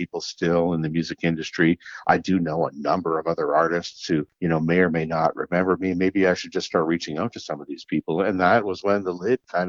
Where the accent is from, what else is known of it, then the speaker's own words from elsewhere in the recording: Kapuskasing, Ontario, Canada; moved away; also born or lived in Sudbury; my hometown of Kapuskasing